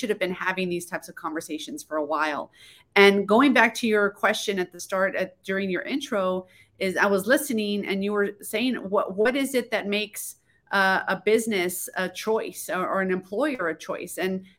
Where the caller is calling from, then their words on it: El Paso, Texas, United States; I am in El Paso, Texas, far west Texas.